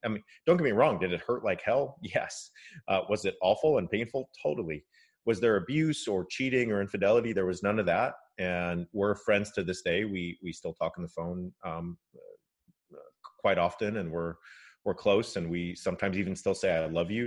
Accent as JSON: {"language": "English", "region": "California", "country": "United States", "tie": "born or raised there", "said": "My dad is Japanese American and I grew up in California"}